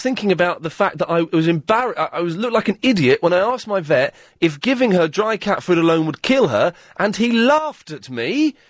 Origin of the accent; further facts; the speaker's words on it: Slough, South East England, United Kingdom; moved away; I'm from Slough. I don't live in Slough.